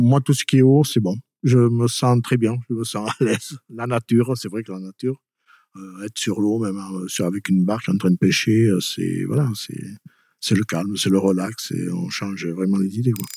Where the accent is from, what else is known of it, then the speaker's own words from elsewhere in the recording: Pouillon, Nouvelle-Aquitaine, France; moved away as an adult; now in Peyrehorade, France; Je suis pas originaire de Peyroade. Je suis originaire de Pouillon